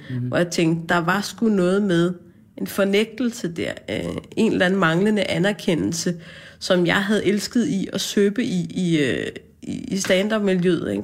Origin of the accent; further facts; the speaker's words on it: Hvidovre, Capital Region of Denmark, Denmark; jeg er fra Hvidovre